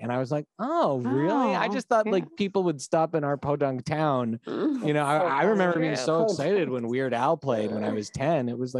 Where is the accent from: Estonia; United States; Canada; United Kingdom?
Canada; Montreal, Quebec; we grew up in Montreal